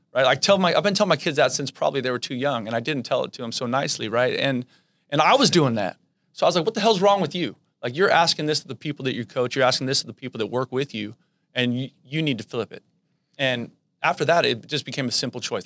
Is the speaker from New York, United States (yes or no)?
no; the Bay Area, California, United States; I grew up in the Bay, and, you know, I grew up going to San Jose State games.